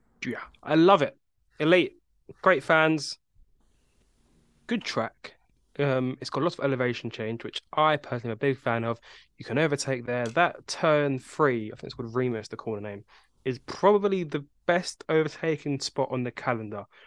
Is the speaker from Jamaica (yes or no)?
no; England, United Kingdom; we are all from England